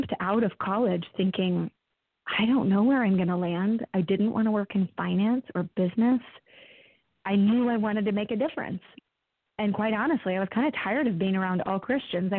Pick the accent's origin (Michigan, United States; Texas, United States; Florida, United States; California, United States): Texas, United States; Dallas; also born or lived in Wheaton, Illinois; I am from Dallas originally